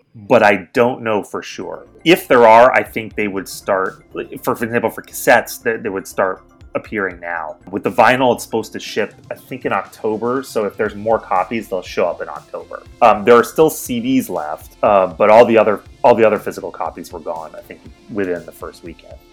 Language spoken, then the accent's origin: English; East Coast, United States; moved away as an adult; also born or lived in New York / Seattle; I grew up on the East Coast, and I moved to Seattle from New York